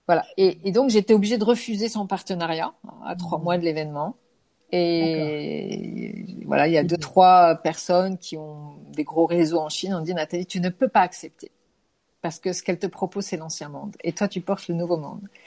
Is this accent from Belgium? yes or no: no; France; je suis française